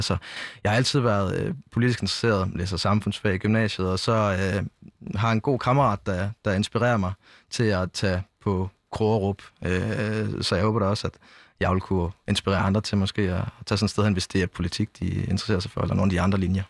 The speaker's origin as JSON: {"language": "Danish", "town": "Jelling", "region": "Southern Denmark", "country": "Denmark", "said": "jeg kommer selv fra Jelling, altså sådan øh, lige på grænsen mellem Syd- og Midtjylland"}